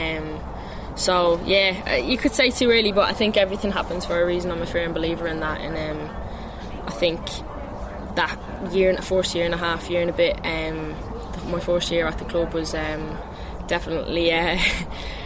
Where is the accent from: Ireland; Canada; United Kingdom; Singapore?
Ireland; moved away as an adult; being named Irish captain